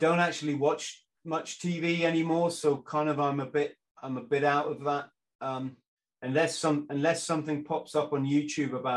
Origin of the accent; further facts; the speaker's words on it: South West England, United Kingdom; I was living in the southwest, so a long way from London